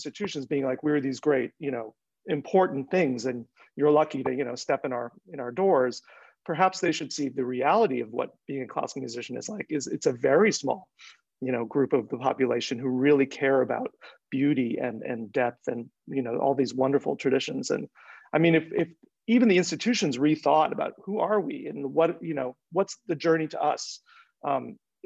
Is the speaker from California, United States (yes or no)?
yes; Los Angeles, California, United States; I grew up in West Los Angeles